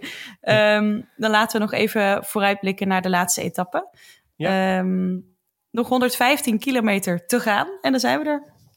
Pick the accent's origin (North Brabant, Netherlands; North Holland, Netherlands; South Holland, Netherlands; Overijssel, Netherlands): North Brabant, Netherlands; Roosendaal; Dat is een dorpje naast Roosendaal waar ik vandaan kom